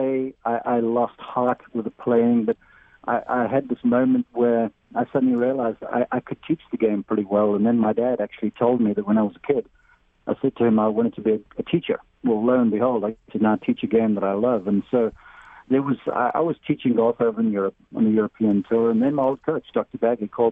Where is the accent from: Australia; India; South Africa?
South Africa; moved away as an adult; now in United States; I'm from South Africa originally, now American citizen